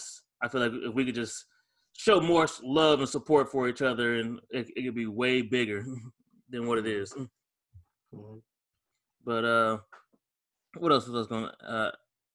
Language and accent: English; Akron, Ohio, United States; moved away as an adult; also born or lived in Bowling Green, Ohio; now in Dallas, United States; I'm from Akron